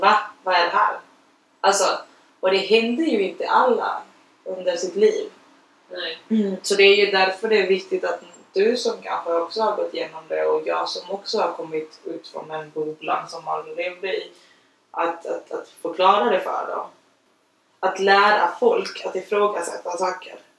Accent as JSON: {"language": "Swedish", "country": "Chile", "tie": "born or raised there", "moved": "yes", "lives_now": "Sweden", "said": "jag är uppfostrad i Chile"}